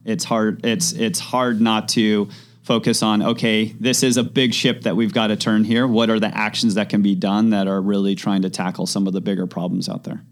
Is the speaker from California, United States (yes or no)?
yes; Mammoth Lakes, California, United States; moved away as an adult; also born or lived in Los Angeles; growing up in Mammoth, small mountain town